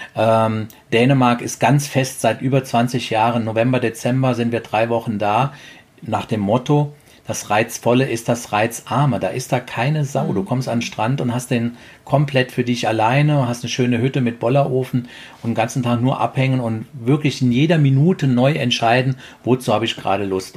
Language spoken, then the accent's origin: German; Trier, Rhineland-Palatinate, Germany; moved away; Ich komme aus der Trierer Gegend.